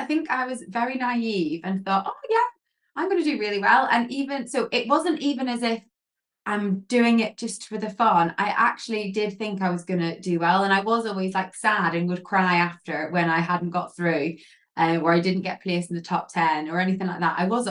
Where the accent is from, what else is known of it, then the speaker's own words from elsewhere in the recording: Northern Ireland, United Kingdom; also born or lived in England; So my accent's a little bit blurred now, I haven't lived in England for so long. But I grew up in Northern Ireland